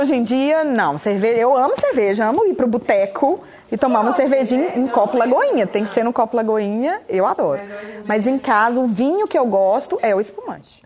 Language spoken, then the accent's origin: Portuguese; Montes Claros, Minas Gerais, Brazil; Em Montes Claros, que é de onde eu sou